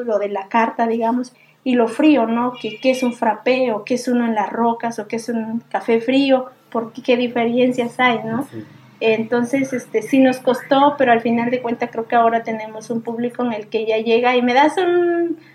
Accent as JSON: {"language": "Spanish", "town": "Putla", "region": "Oaxaca", "country": "Mexico", "tie": "born or raised there", "said": "soy de Zaragoza y Tundujía, Putla, Oaxaca. Bueno, yo nací en la zona cafetalera"}